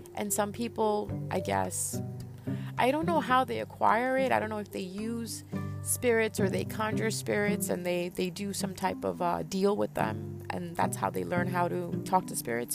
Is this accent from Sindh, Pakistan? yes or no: no; Punjab, Pakistan; I am from Pakistan. I'm Punjabi